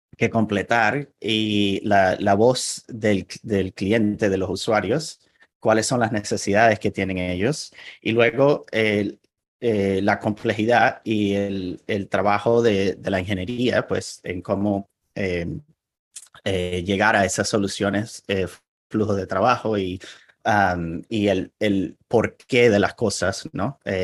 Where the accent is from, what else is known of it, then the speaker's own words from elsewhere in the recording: Venezuela; first language Spanish; now in Portland, United States; nací en, en Venezuela. Ahí fue donde pasé la mayor parte de mi vida.